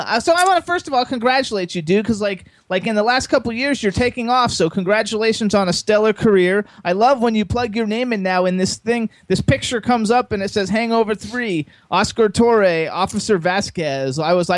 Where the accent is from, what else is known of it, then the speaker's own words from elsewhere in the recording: Miami, Florida, United States; now in Pennsylvania, United States; I was born in Miami also. Now I live in Pennsylvania.